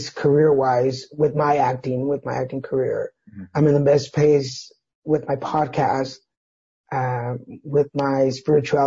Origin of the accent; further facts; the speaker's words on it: Dallas, Texas, United States; we'll be in Dallas this year, which is my hometown